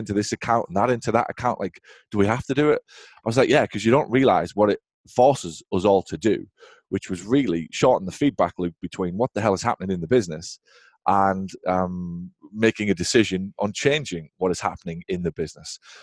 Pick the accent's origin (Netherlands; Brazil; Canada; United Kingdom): United Kingdom; England; moved away as an adult; now in United States; I'm obviously from England originally